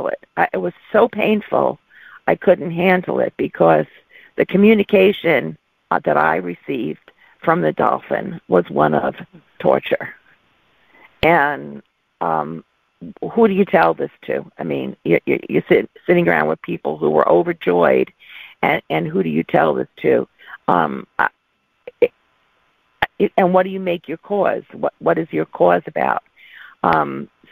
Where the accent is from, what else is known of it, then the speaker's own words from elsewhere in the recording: New York, United States; accent: New York; moved away as an adult; now in California, United States; I'm a New Yorker. My family in New York said I lost my accent, but out here in California where I live, everybody says, oh, are you from New York?